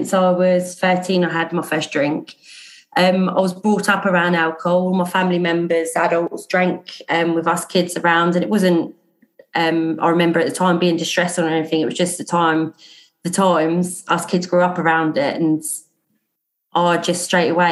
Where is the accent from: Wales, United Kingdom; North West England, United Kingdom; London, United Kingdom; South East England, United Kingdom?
South East England, United Kingdom; Portsmouth; I'm from Portsmouth. I was born here, grew up here.